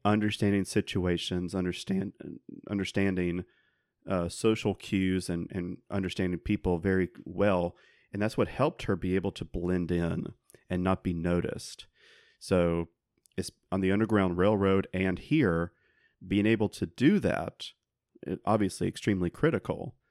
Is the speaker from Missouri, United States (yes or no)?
no; South Carolina, United States; growing up in South Carolina